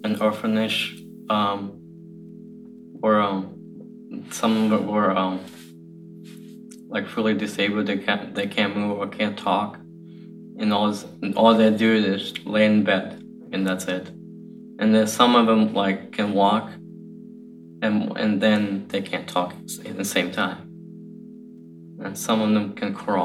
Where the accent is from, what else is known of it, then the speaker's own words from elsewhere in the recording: Ukraine; moved away; I'm 25 years old, and I'm from Ukraine. I've lived in the orphanage 14 years.